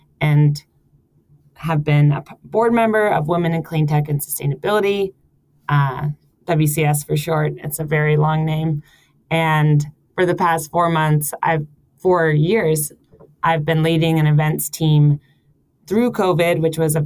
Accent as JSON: {"language": "English", "country": "United States", "also_born_or_lived": "San Francisco", "moved": "as an adult", "lives_now": "Copenhagen, Denmark", "said": "I am an American, and recently came from San Francisco"}